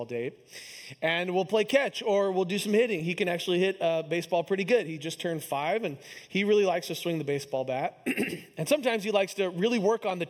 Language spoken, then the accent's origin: English; Kansas City, United States; my hometown team, the Kansas City Royals